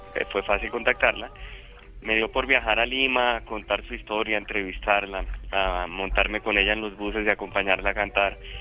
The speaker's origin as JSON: {"language": "Spanish", "country": "Colombia"}